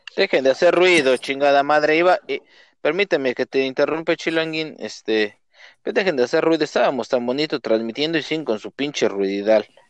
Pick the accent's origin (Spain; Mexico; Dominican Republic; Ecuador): Mexico; Nezahualcóyotl, State of Mexico; moved away; De Nesa